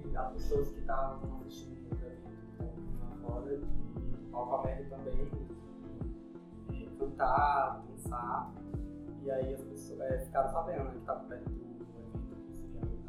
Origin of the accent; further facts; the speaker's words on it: Brazil; eu sou de Aracujaba, sou do curso de Humanidades.